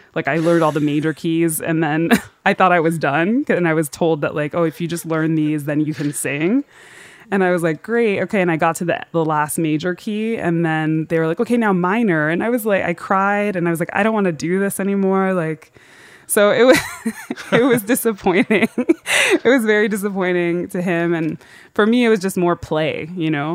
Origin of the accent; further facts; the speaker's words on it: Hartford, Connecticut, United States; I grew up in Hartford, Connecticut